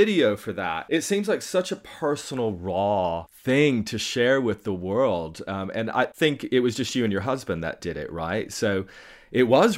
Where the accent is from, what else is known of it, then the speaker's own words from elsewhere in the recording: Tennessee, United States; moved away; I'm originally from Tennessee. My whole family's still there. I've been here for ages. But growing up in Tennessee